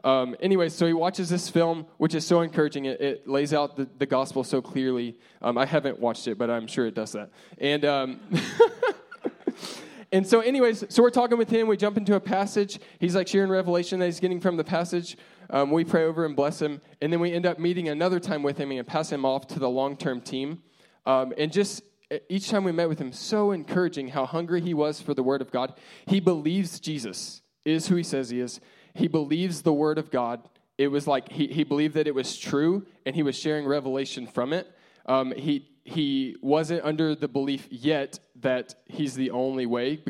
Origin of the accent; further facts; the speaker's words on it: United States; we're American